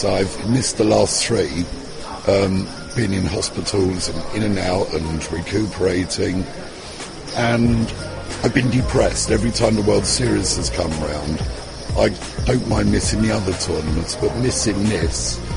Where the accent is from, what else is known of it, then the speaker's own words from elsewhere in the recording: United Kingdom; Being typically British